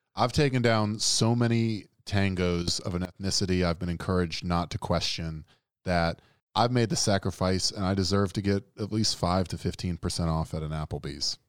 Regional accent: the Deep South, United States

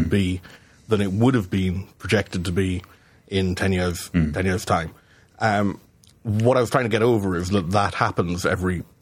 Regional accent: Scotland, United Kingdom; I'm Scot. I'm I'm I'm Scot explaining to you.

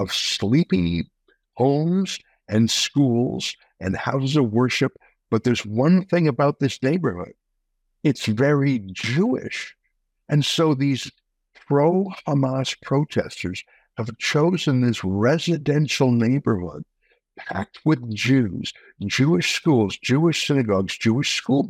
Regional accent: Canada; as a Canadian

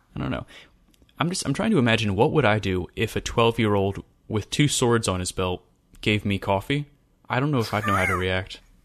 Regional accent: Western Maryland, United States; growing up in Western Maryland

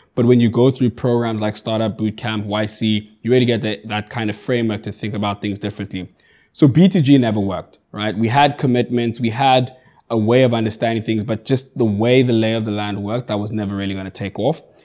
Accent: Johannesburg, Gauteng, South Africa; moved away as an adult; now in Cape Town, South Africa; I grew up in Johannesburg. I, I currently reside in Cape Town.

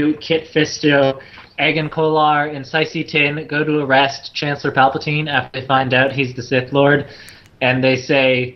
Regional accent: Canada; as a Canadian

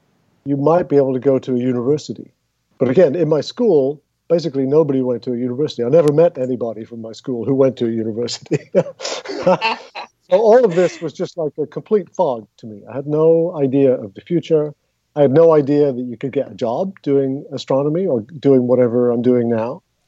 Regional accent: England, United Kingdom; at least where I grew up in England, and when I grew up in England.

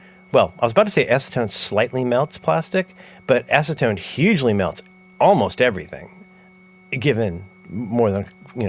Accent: Ohio, United States; That's why I sound like that.

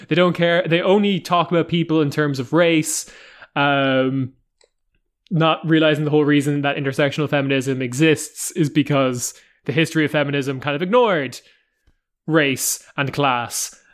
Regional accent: Ireland; I come from Ireland

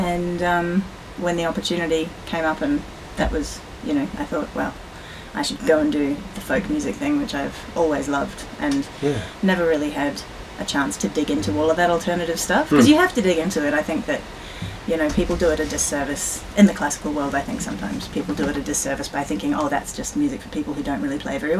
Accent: New Zealand; moved away; I'm from New Zealand

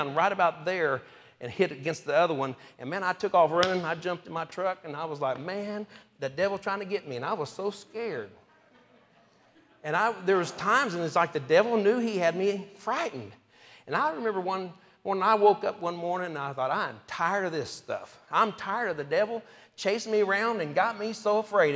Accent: Topeka, Kansas, United States; also born or lived in Oklahoma; I grew up in, we moved from Oklahoma when I was 2 to Topeka, Kansas

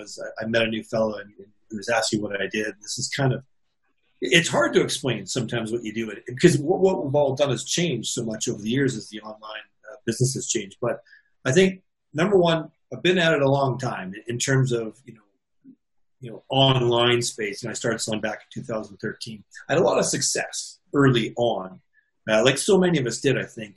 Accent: Canada; I'm Canadian

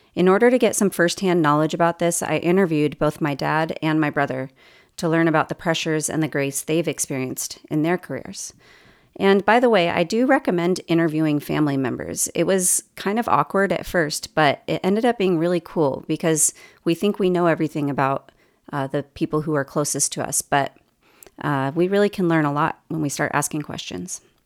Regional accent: Los Angeles, California, United States; moved away as an adult; also born or lived in Irvine, California / Saint Louis, Missouri / Sacramento, California / Oahu, Hawaii; now in Bloomington, United States; I'm originally from the Los Angeles area

